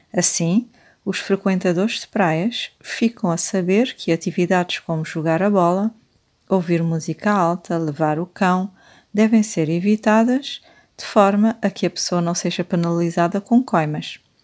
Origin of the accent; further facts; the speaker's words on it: Cape Verde; eu que nasci e cresci em Cabo Verde